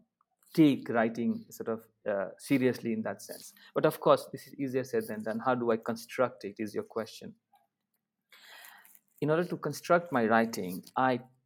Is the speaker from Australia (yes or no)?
no; Darbhanga, Bihar, India; first language Maithili; English is a second language; moved away as an adult; now in Sonipat, India; in Darbhanga, my hometown